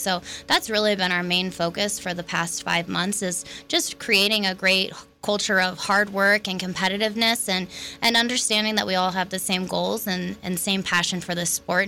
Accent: Oklahoma City, Oklahoma, United States; moved away as an adult; now in Logan, United States; I was born and raised in Oklahoma City

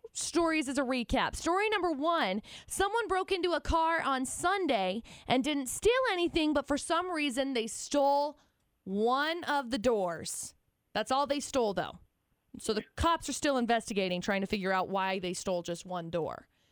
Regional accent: Tremont, Illinois, United States; I grew up in Tremont

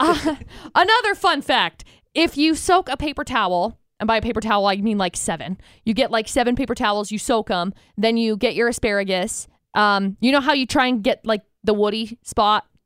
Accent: Utah, United States; Growing up in Utah

